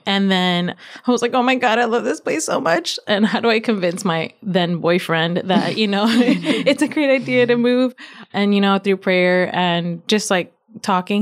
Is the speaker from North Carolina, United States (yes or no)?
no; Virginia, United States; My parents are from Nicaragua. I was born and raised in Virginia